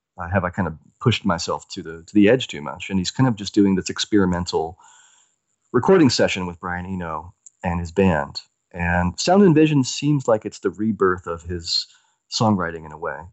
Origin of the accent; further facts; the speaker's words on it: the American South, United States; I grew up in the South, in Amer-, in the American South